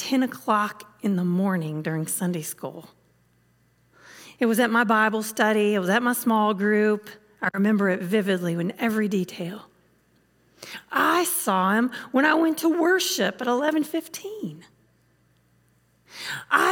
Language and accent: English; the South, United States; I'm from the South